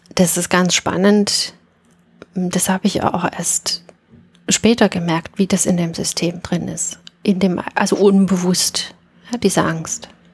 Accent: Dresden, Saxony, Germany; In meinem Raum bin ich in Dresden aufgewachsen, in den 70ern, also 71

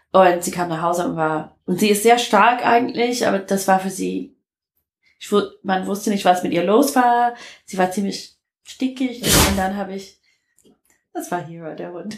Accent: Detroit, Michigan, United States; German is a second language; moved away as an adult; now in Germany; Ich komme aus Detroit

